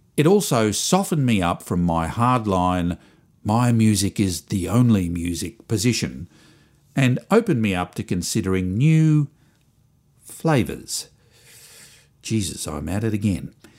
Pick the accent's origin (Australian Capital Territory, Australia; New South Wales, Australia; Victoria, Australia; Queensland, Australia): Victoria, Australia; Springvale; I came from Springvale.